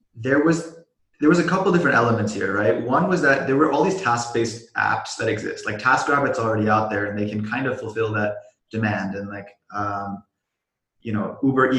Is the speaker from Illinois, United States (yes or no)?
no; Silicon Valley, California, United States; I grew up in the Silicon Valley.